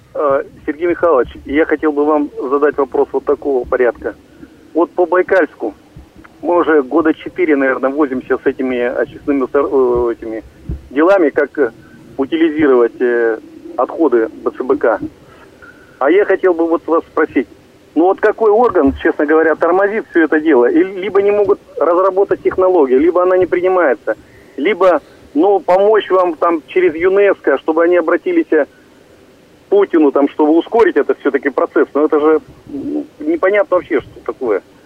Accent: Kachugsky District, Irkutsk Oblast, Russia; Я вырос сам в Качковском районе

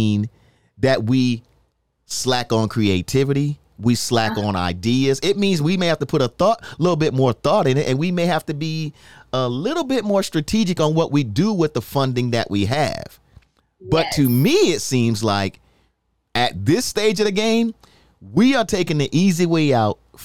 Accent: New York City, New York, United States; I'm from the Bronx

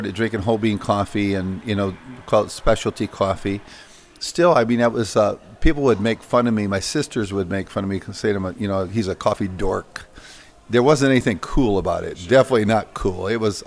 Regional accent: Iowa, United States; working on the farms in Iowa. You know, growing up, I detasseled corn, walked beans, chopped thistles, fixed fence, baled hay.

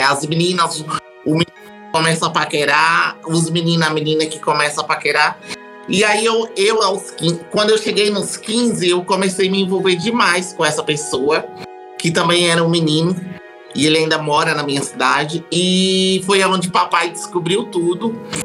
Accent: Morro do Chapéu, Bahia, Brazil; now in São Paulo, Brazil; Eu sou da Bahia, eu sou de Morro do Chapéu, lá na Chapada Diamantina

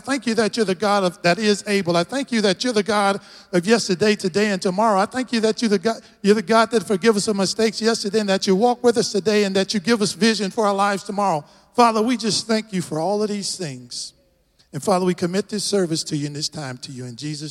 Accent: Texas, United States; accent: Texas; I'm just a tall brother from another mother from Texas

